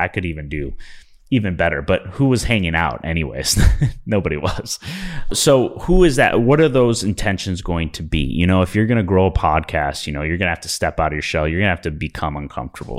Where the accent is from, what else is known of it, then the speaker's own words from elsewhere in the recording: Midwest, United States; I'm from the Midwest